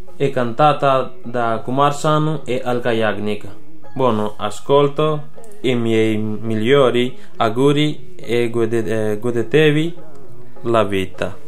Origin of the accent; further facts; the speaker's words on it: Pakistan; Italian is a second language; now in Camugnano, Italy; sono pakistano. Abito a Camuniano